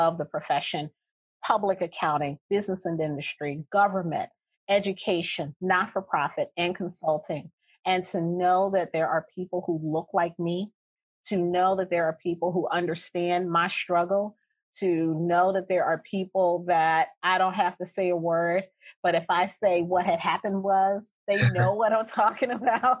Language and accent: English; Baltimore, Maryland, United States; I am from Baltimore, the Sandtown Winchester community of Baltimore. I grew up in the inner city